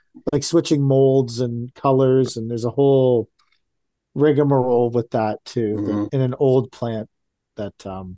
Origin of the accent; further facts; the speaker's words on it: Toronto, Ontario, Canada; I'm from Toronto